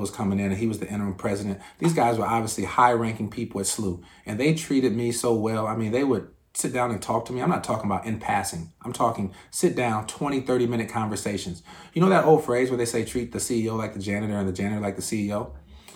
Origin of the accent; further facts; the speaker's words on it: Indiana, United States; I'm from Indiana